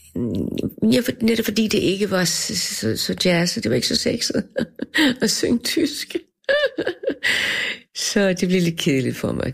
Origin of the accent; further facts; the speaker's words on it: Denmark; for mig var det et- et- et kulturschok som dansker at møde ham